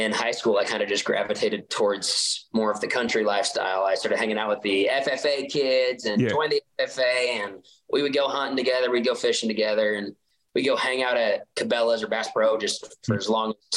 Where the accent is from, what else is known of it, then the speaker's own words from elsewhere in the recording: Utah, United States; growing up in Utah